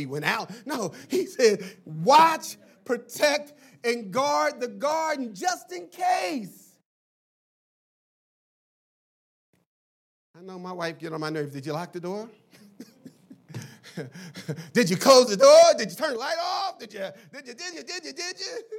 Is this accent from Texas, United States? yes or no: no; Philadelphia, Pennsylvania, United States; When I grew up in Philly